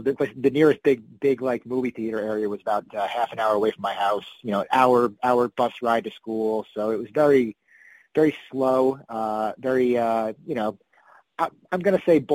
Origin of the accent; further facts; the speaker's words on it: Woodstock, New York, United States; moved away as an adult; also born or lived in New Jersey; now in Los Angeles, United States; I'm actually from the town that the festival is named after